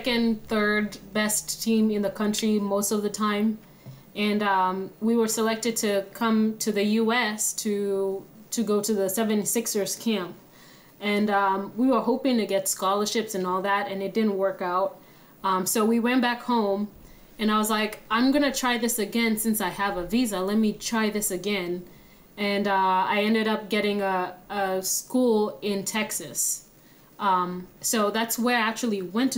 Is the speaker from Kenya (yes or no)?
yes; Kenya; moved away as an adult; now in United States; I'm originally from Kenya. Came here to the United States when I was 18 years old.